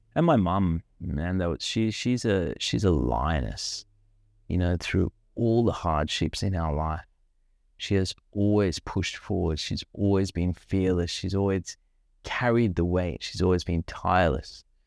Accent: Sri Lanka; now in Australia; I grew up in Sri Lanka

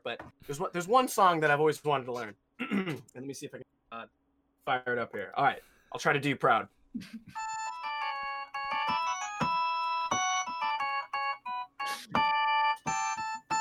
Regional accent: Portland, Oregon, United States; moved away as an adult; now in Osaka, Japan; I'm living now. I'm from Portland, Oregon

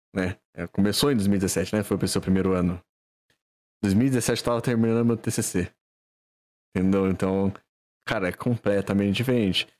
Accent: Valinhos, São Paulo, Brazil; aqui a gente é de Valinhos dois

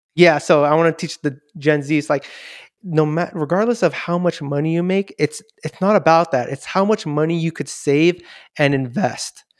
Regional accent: Daly City, California, United States; I was born and raised here in Daly City

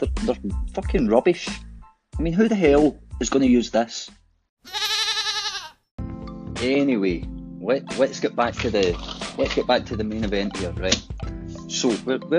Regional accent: Glasgow, Scotland, United Kingdom; accent: Glaswegian; obviously my accent is Glaswegian

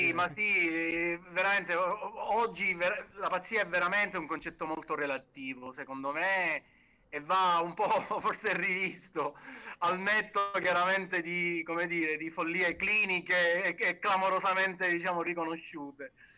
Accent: Sicily, Italy; noi da siciliani, diciamo, eh, come dire, siamo molto legati al territorio

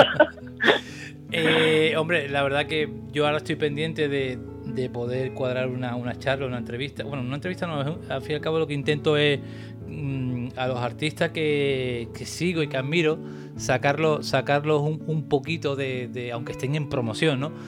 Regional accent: Cádiz, Andalusia, Spain; yo soy de Cádiz

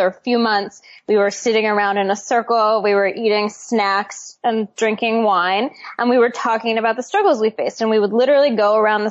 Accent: Seattle, Washington, United States; I grew up in Seattle

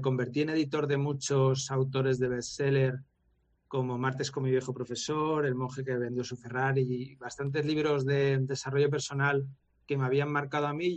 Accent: Valencia, Valencian Community, Spain; nos criamos tanto en Valencia, en una urbanización

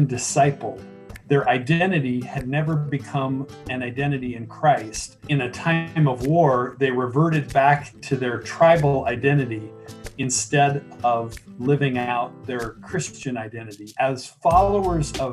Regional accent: Tucson, Arizona, United States; also born or lived in Columbus, Ohio; I was born in Tucson. I'm a native. Went to school here up through college

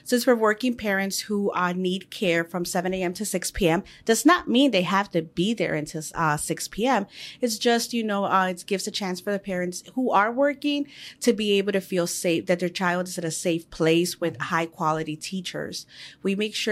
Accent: Chicago, Illinois, United States; I was born here in Chicago in the Pilsen area

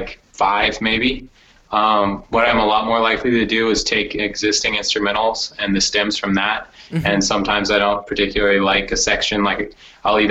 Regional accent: Oregon, United States; also born or lived in Los Angeles; now in San Francisco, United States; I grew up in the Northwest in Oregon.

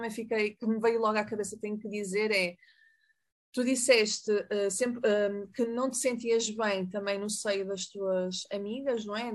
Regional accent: Mexico; Portuguese is a second language; Eu queria dizer, interrompendo, e desculpa porque eu sou mexicana.

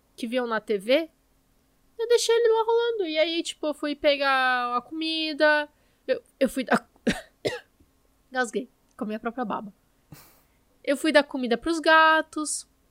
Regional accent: Brazil; nós somos brasileiros e conversamos um com os outros em português

